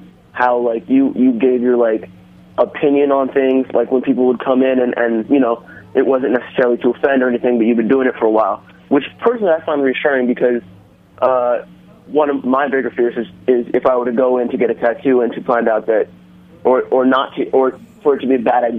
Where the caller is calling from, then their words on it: Brooklyn, New York, United States; I'm calling from Brooklyn, New York.